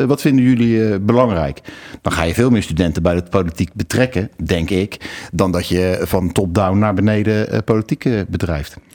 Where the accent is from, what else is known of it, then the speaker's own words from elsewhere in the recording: The Hague, South Holland, Netherlands; Ik kom uit Den Haag